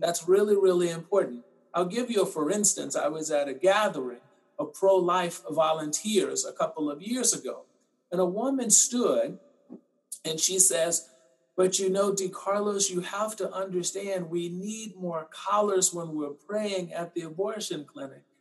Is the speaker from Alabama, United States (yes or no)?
yes; Mobile, Alabama, United States; now in Austin, United States; I'm originally from Mobile, Alabama